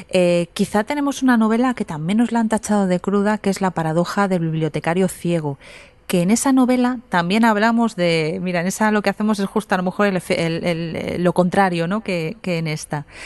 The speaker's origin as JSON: {"language": "Spanish", "town": "Candasnos", "region": "Aragon", "country": "Spain", "said": "yo soy de Candasnos."}